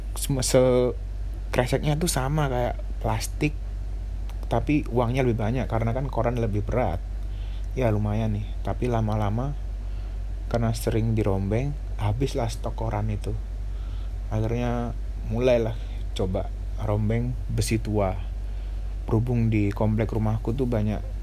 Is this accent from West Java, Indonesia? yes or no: no; Surabaya, East Java, Indonesia; aku asli Surabaya, umurku sembilan belas tahun